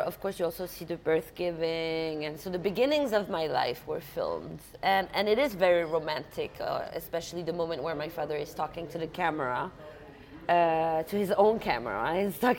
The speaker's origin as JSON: {"language": "English", "country": "Denmark", "tie": "born or raised there", "also_born_or_lived": "Paris, France", "said": "My father's French, my mother's Polish, and I grew up in Denmark."}